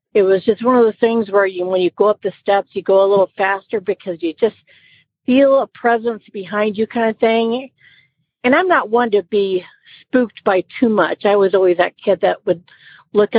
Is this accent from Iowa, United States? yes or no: yes; Iowa, United States; moved away as an adult; now in Georgia, United States; I am calling from Georgia. I'm originally from Iowa